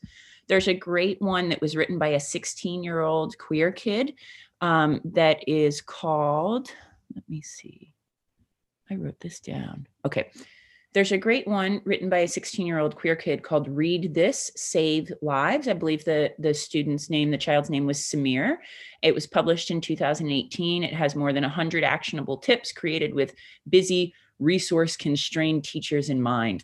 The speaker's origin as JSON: {"language": "English", "country": "United States", "moved": "yes", "said": "I am an American"}